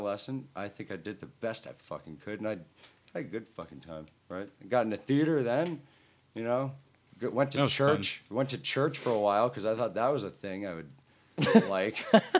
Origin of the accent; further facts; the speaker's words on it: Sterling, Virginia, United States; also born or lived in Leesburg, Virginia; I grew up, or I was born in Leesburg, Virginia, and grew up outside